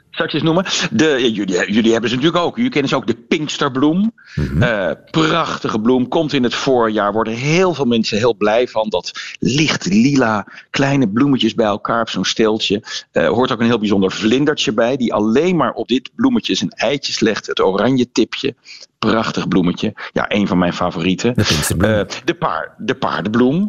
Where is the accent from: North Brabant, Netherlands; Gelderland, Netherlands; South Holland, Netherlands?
North Brabant, Netherlands; bij ons in Brabant